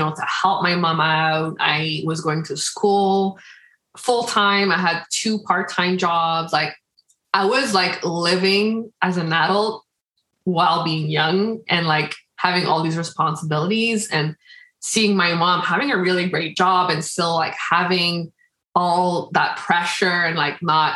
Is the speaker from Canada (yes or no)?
yes; Quebec, Canada; also born or lived in Dominican Republic; I was born in the Dominican Republic. And I was 1 year old when I came here to Canada, to Quebec.